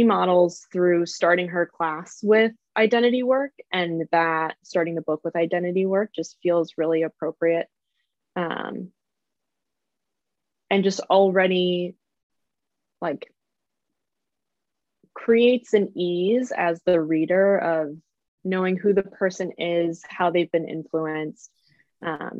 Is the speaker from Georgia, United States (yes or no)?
no; just outside of Chicago, Illinois, United States; I grew up just outside of Chicago